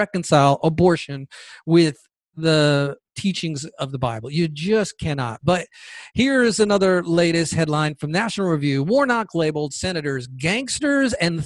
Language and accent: English; Georgia, United States; In Georgia, the state of Georgia, my home state, by the way, I love Georgia.